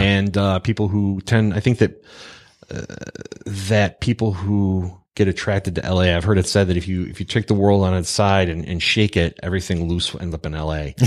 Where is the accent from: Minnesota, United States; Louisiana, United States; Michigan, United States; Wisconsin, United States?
Michigan, United States; Pontiac; Pontiac, Michigan, factory town, working class hero.